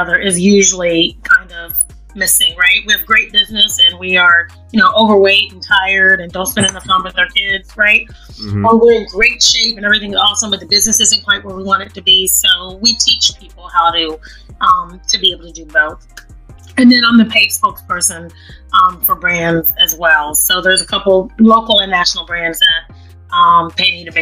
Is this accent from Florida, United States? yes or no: yes; Jacksonville, Florida, United States; now in Atlanta, United States; I'm from Florida. Born and raised in Duval County